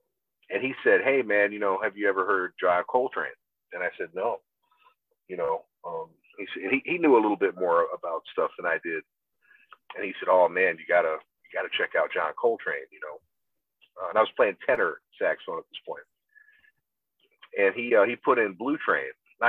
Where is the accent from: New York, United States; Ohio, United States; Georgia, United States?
Georgia, United States; Augusta; I'm from Augusta, Georgia.